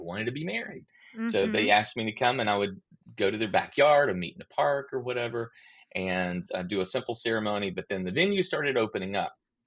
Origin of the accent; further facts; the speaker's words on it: outside of Athens, Georgia, United States; I grew up outside of Athens, Georgia, a little small town, you know, water tower town, as they say